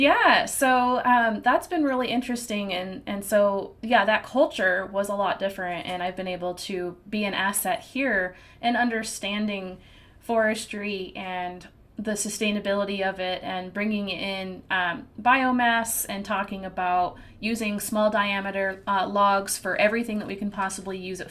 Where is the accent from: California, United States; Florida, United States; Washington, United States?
Washington, United States; moved away as an adult; now in North Carolina, United States; I was from the Washington State area, which is a very big logging community, and I was raised in it